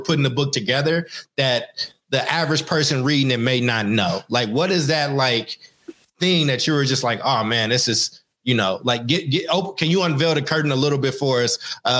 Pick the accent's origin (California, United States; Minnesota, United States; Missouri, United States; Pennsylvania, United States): California, United States; Oakland; somebody who grew up in Oakland